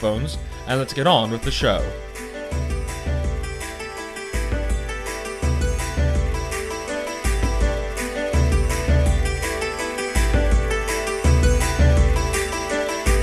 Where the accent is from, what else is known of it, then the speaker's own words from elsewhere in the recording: New York, United States; I'm a New Yorker as well